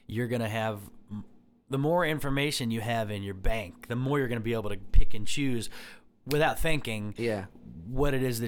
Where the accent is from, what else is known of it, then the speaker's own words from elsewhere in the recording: Medina, Ohio, United States; I grew up in Medina, you know, and Cloverleaf High School.